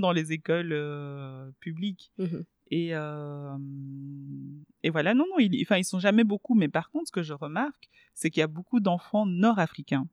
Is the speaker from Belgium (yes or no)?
yes; Belgium; first language Swahili; French is a second language; also born or lived in Kisangani, DR Congo / Kinshasa, DR Congo; je suis arrivée euh, en Belgique et donc il a fallu euh, ben, se scolariser